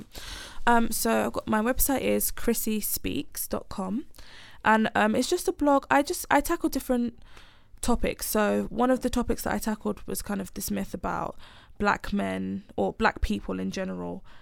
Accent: Nigeria; moved away; I'm planning to move back to Nigeria at some, I'm Nigerian

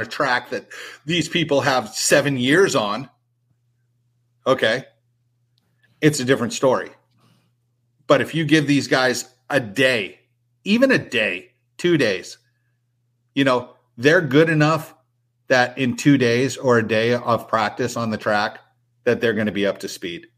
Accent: San Diego, California, United States; I grew up in San Diego

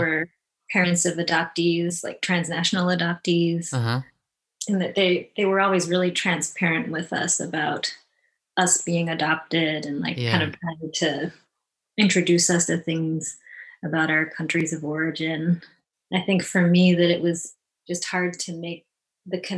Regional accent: Medina, Ohio, United States; also born or lived in South Korea / Florida; I grew up in a suburb of Cleveland called Medina

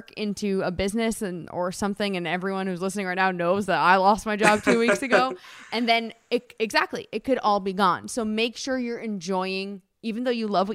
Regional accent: New Jersey, United States; growing up in Jersey

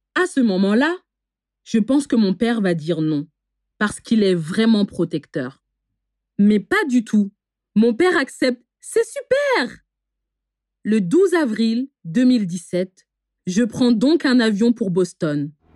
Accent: France; born or raised there

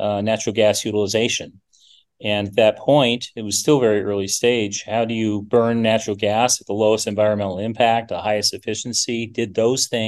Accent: Seattle, Washington, United States; moved away as an adult; also born or lived in Minnesota; I grew up in Seattle, Washington

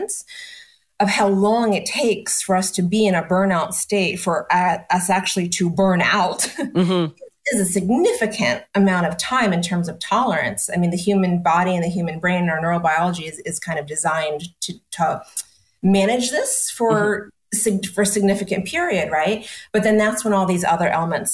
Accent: East Coast, United States; moved away as an adult; also born or lived in New York City; now in Austin, United States; I was born and raised on the East Coast, worked and had business in New York City.

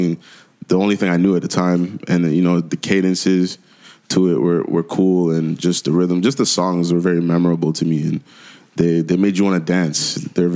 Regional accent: Durham Region, Ontario, Canada; also born or lived in Jamaica / Scarborough, Ontario / Ajax, Ontario; now in Whitby, Canada; Durham region, it's like consists of four little small cities. And that's where I grew up most of my life

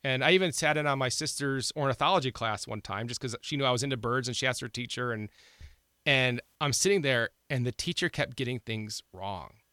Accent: Ohio, United States; now in South Dakota, United States; I grew up in Ohio

